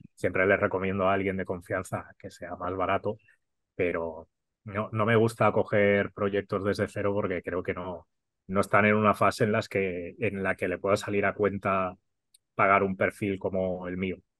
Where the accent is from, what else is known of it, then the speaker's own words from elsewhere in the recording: Catalonia, Spain; Soy súper catalán